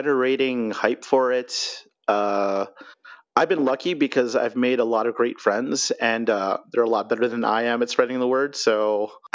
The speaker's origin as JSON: {"language": "English", "town": "Toronto", "region": "Ontario", "country": "Canada", "tie": "born or raised there", "moved": "yes", "lives_now": "Calgary, Canada", "said": "I was in Toronto proper. I was born in North York, like a very Filipino neighborhood along Bathurst Street."}